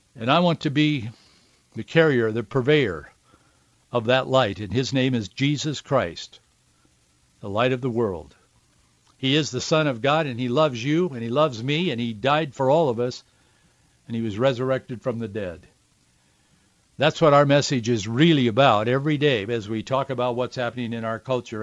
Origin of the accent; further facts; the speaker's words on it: Yakima, Washington, United States; I grew up in central Washington, born and raised in Yakima